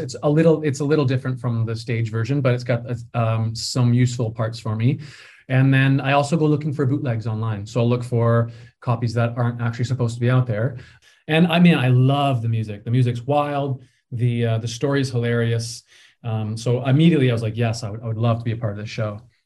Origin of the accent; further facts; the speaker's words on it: Peterborough, Ontario, Canada; moved away; I grew up in Peterborough, um, in the West End, and I started doing community theater there